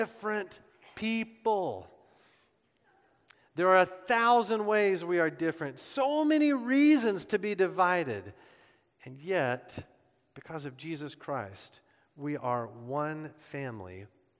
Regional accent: United States

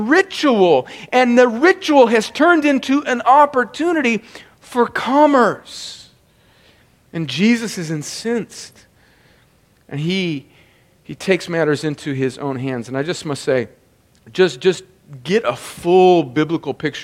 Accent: Los Angeles, California, United States; moved away; I was born in Los Angeles

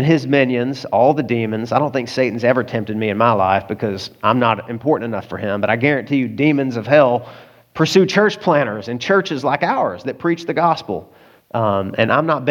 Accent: the South, United States; I grew up in the South

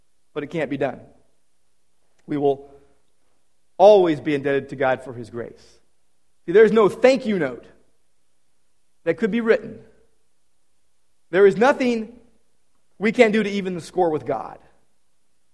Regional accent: Downey, California, United States; Downey Savings and Loan from my hometown. My first bank account was from the original Downey Savings on Florence Avenue

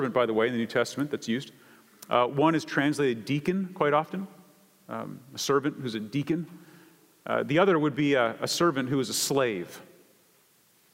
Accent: Canada; I come from Canada

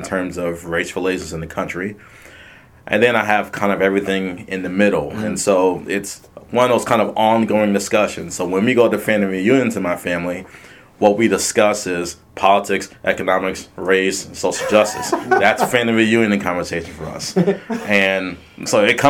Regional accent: New York City, New York, United States; I was born in Brooklyn, New York

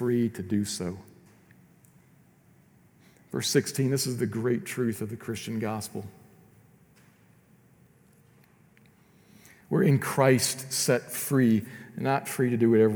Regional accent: United States; I love being an American

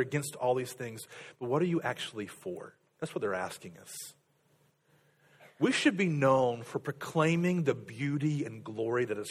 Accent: United States

